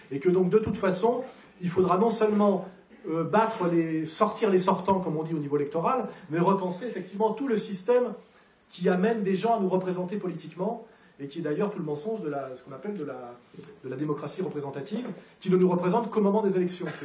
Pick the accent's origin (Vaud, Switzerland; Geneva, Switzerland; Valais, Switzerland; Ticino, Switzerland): Geneva, Switzerland; Moi, je suis citoyen de Genève. Quand je vois que c'est elle, la mairesse de la ville dont je suis originaire, comme Jean-Jacques Rousseau